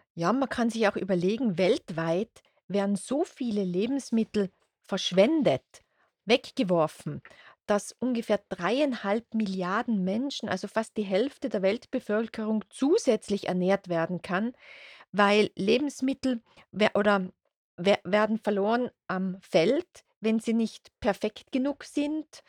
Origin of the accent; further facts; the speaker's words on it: Austria; bei uns in Österreich